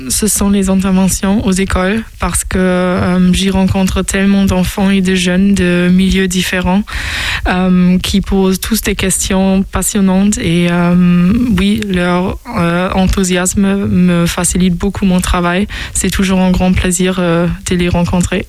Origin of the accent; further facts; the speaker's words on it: Osnabrück, Lower Saxony, Germany; French is a second language; moved away as an adult; also born or lived in London, United Kingdom; now in Angers, France; je viens de Osnabrück. Euh, c'est une ville euh, qui est située dans le nord-ouest de l'Allemagne.